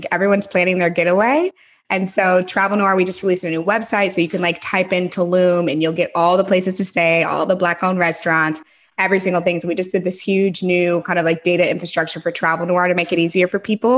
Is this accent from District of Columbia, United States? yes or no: no; St. Louis, Missouri, United States; moved away as an adult; also born or lived in San Francisco / Los Angeles; now in Nashville, United States; I'm from St. Louis originally, so I'm a Midwest Southern girl at heart.